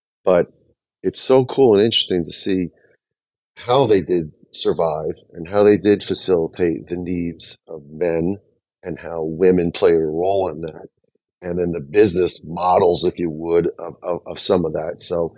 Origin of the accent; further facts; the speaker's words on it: New Jersey, United States; I'm from New Jersey.